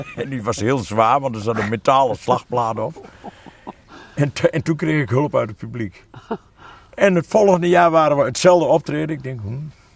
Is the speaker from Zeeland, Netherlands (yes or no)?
no; Achterhoek, Gelderland, Netherlands; ik ben een echte Achterhoeker, maar helemaal niet een typische Achterhoeker.